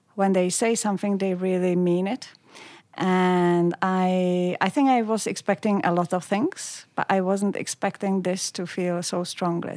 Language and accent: English; Pilsen, Plzeň Region, Czechia; moved away as an adult; now in Australia; I grew up in, uh, Pilsen, which is a city close to the West German